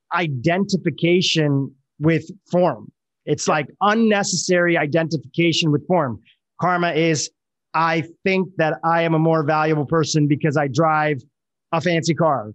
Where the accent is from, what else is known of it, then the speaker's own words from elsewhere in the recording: India; I'm from India